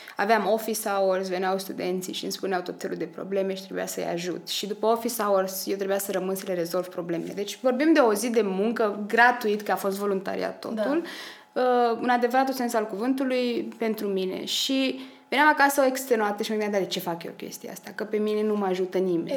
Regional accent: Slobozia, Ialomița County, Romania; moved away as an adult; also born or lived in Cluj-Napoca, Romania / Vienna, Austria; sunt din Slobozia

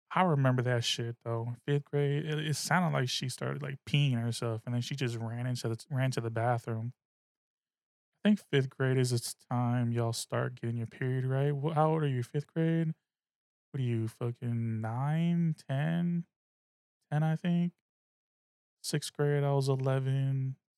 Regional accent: the Bay Area, California, United States; I'm from the Bay. I'm a Bay motherfucker

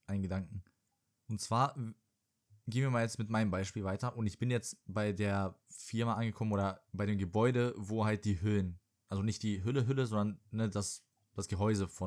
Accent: Serbia; moved away

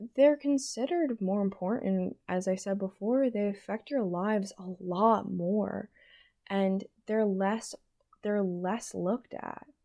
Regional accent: Pennsylvania, United States; moved away; I'm from Pennsylvania, I'm a Pennsylvanian voter

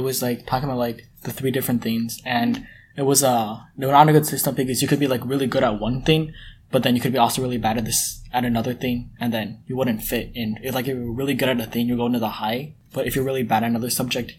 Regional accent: United States; most people refer to me more as, like, Chinese rather than as American.

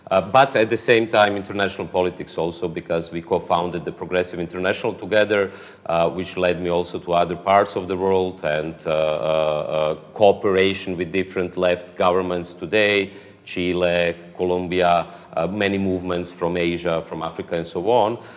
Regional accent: Croatia; born there; I was born in Croatia. I speak Croatian

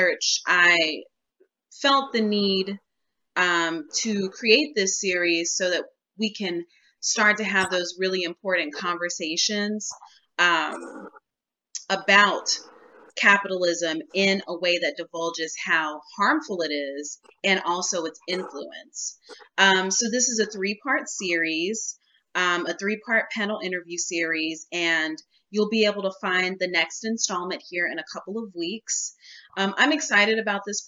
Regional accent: Dallas, Texas, United States; moved away as an adult; also born or lived in Oklahoma; now in Southern California, United States; I was born in a small town in Oklahoma, but I grew up in Dallas, Texas

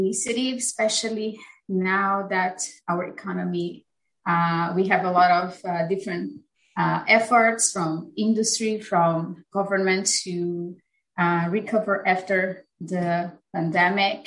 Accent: Brazil; moved away as an adult; also born or lived in United Kingdom; now in United States; I am originally from Brazil. I completed my bachelor's in business administration in Brazil

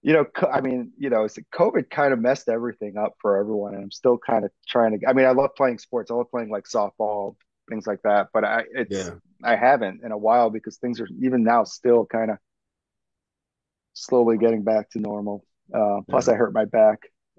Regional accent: New York City, New York, United States; I grew up in Brooklyn, oh my God, Kingsborough Community College

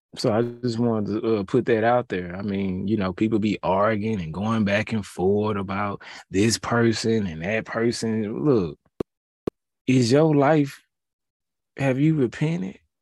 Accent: Houston, Texas, United States; I'm from that H town, you feel me? seven one three, two eight one

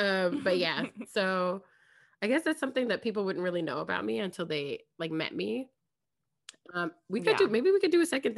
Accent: Anaheim, California, United States; also born or lived in Inglewood, California; So I was actually born in Hawthorne in Inglewood, like that area. People know that I grew up in Anaheim, but like, people are surprised again. I'm like, yeah, I was born in Inglewood. Like, the first like 5-6 years of my life were in Inglewood before my family moved.

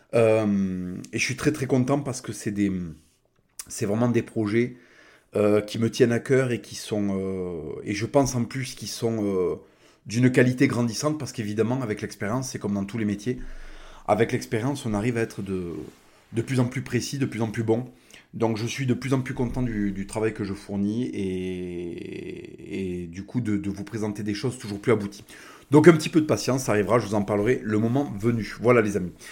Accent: France

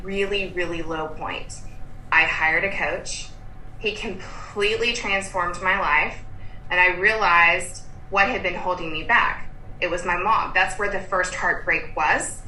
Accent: Durham, North Carolina, United States; also born or lived in Lexington, Kentucky; now in Austin, United States; I grew up in Durham, North Carolina

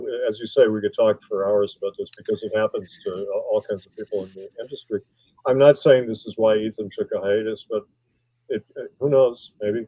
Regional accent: Milwaukee, Wisconsin, United States; moved away; I'm from Wisconsin

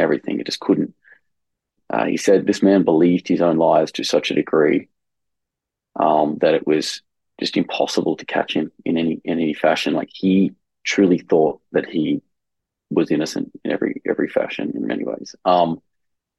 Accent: Campbelltown, New South Wales, Australia; now in Rome, Italy; I was born in Campbelltown, Australia, which was an area of Sydney

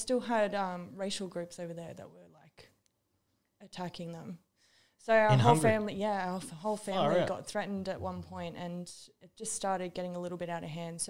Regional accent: Sydney, New South Wales, Australia; It was funny though because when we moved from Sydney, the creek that we used to always walk along just down the end of our street

